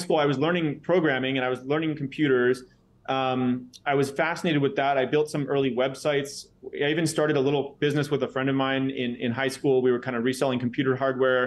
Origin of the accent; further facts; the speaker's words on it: San Jose, California, United States; I was born in San Jose, California, in Silicon Valley.